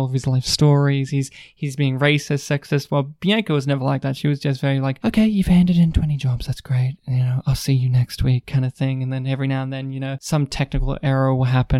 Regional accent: New South Wales, Australia; moved away; my home state in New South Wales

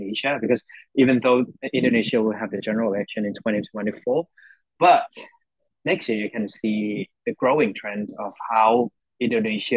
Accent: Thailand

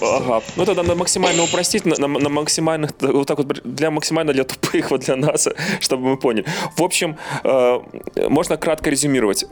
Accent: Belarus; now in Lviv, Ukraine; Я из Львова, но я белорус, и сердцем я с Беларусью

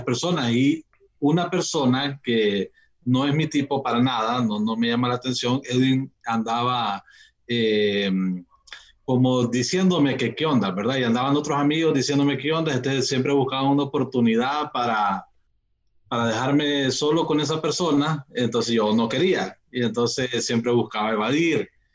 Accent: Tegucigalpa, Francisco Morazán, Honduras; Y yo soy de Tegucigalpa

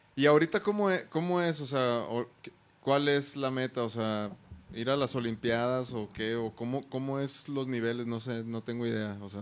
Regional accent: Mexico; sí somos mexicanos

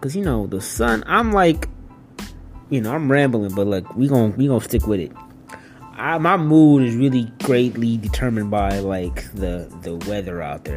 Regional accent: Detroit, Michigan, United States; I'm from Detroit and stuff, and you know, Detroit ain't the most um, safest city out there, you know. Uh, but I had a pretty good, you know, upbringing

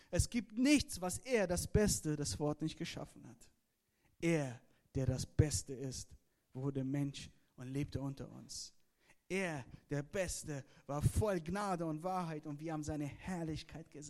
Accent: Iran; born there; Ihr müsst verstehen, ich bin gebürtiger Iraner, ja? Das sind meine iranischen Freunde.

